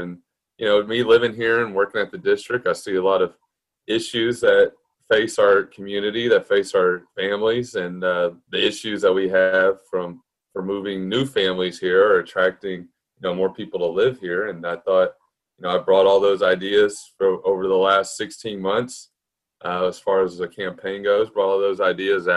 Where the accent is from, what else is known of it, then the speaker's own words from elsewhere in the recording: Galveston, Texas, United States; I've lived here my whole life. I was raised in Galveston